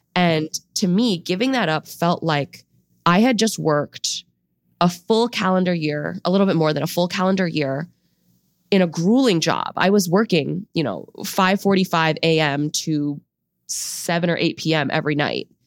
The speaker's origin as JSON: {"language": "English", "country": "United States", "tie": "born or raised there", "said": "I grew up in an immigrant home. Both of my parents came to the U S in their early twenties. We're from China."}